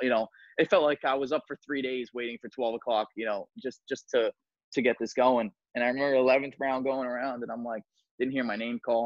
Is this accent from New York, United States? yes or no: yes; New York City, New York, United States; I'm very proud, proudly, you know, from Staten Island. Um, you know, proudly say that that's my hometown